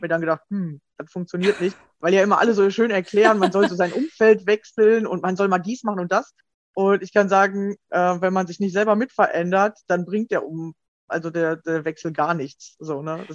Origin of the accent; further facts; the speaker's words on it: Germany; bei uns in Deutschland